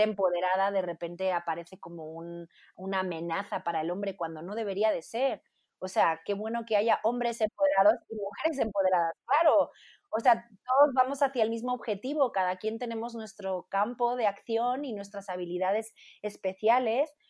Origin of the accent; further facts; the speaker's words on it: Spain; moved away as an adult; now in Mexico; como cantante española, compositora